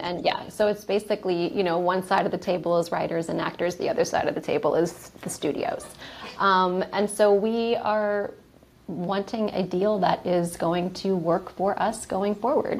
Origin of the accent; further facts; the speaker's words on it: New Orleans, Louisiana, United States; also born or lived in Atlanta, Georgia; I am from New Orleans, Louisiana, and that's where I got my film career started